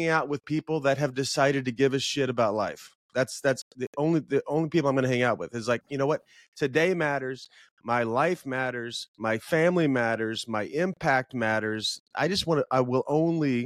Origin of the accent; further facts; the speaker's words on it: Illinois, United States; also born or lived in Chicago; So I grew up in Illinois and I moved to Chicago chasing a girl